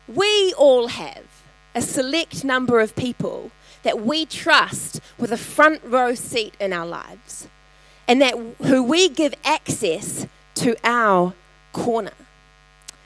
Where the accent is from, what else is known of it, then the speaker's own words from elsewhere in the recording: Tauranga, Bay of Plenty, New Zealand; my ancestors hail from Italy in Holland, that I grew up in Tauranga